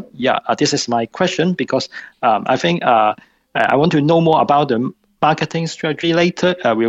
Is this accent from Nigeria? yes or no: no; Hong Kong; I'm from Hong Kong